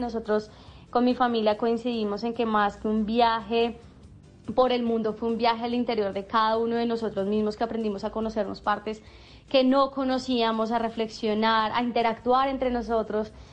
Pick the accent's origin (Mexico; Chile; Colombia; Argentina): Colombia; nosotros como emprendedores colombianos